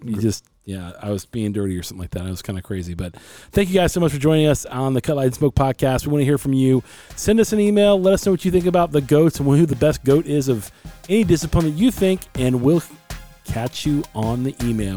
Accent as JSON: {"language": "English", "country": "United States", "said": "I'm American"}